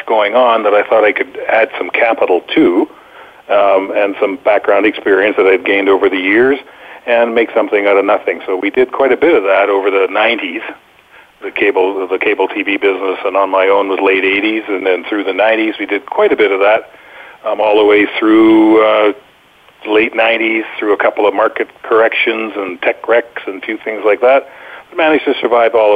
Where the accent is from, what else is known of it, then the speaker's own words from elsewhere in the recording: Canada; moved away as an adult; now in Boquete, Panama; have spent quite a bit of time away from my home country of Canada since 1989